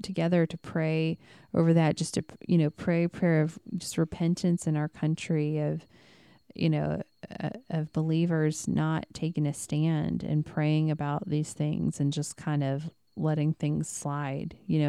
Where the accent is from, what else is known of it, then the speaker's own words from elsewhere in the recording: Midwest, United States; And I mean, we came from the Bible Belt, which is the Midwest.